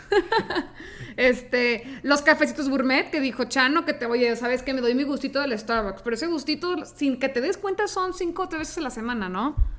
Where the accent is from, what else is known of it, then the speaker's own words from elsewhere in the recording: Tijuana, Baja California, Mexico; moved away as an adult; now in Monterrey, Mexico; yo soy de Tijuana, me vine aquí a Monterrey a estudiar